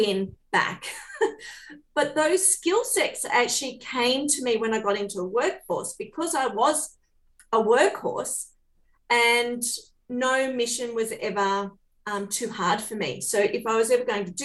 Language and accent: English; Port Macquarie, New South Wales, Australia; I was born in Port Macquarie on the mid-north coast.